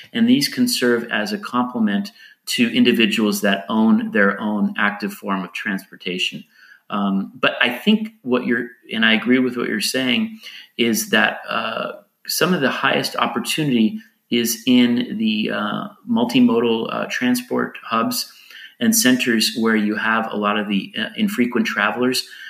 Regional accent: United States; now in Lisbon, Portugal; I live in Portugal now, even though I'm an American.

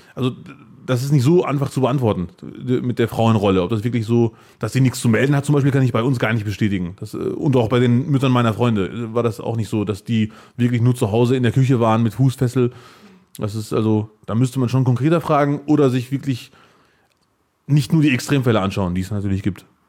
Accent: Bielefeld, North Rhine-Westphalia, Germany; ich bin Bielefelder, was ja auch stimmt

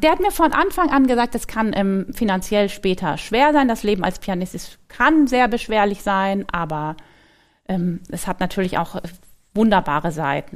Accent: Frankfurt am Main, Hesse, Germany; moved away as an adult; also born or lived in Cologne; now in Mannheim, Germany; Ich bin in Frankfurt am Main geboren und da war ich auch ähm, bis zum Abitur

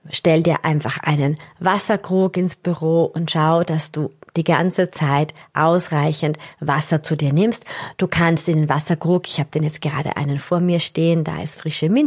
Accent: Austria; Das ist für uns als, als Österreicher natürlich einmal was ganz anderes. Wir haben relativ oft Höhenmeter äh, bei Wettkämpfen dabei.

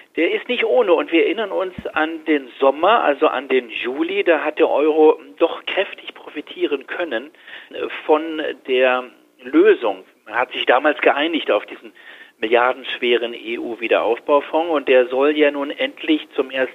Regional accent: Germany; bei uns in Deutschland

